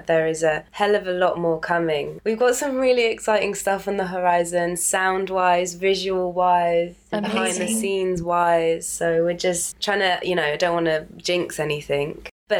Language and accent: English; Birmingham, West Midlands, United Kingdom; I'm from Birmingham, big up hometown.